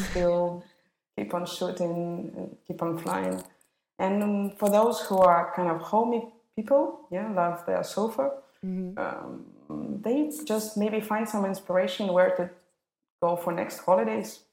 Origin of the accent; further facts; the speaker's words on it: Moscow, Russia; all my twenty years, mm, I spent in Moscow. Studying there, I was born there.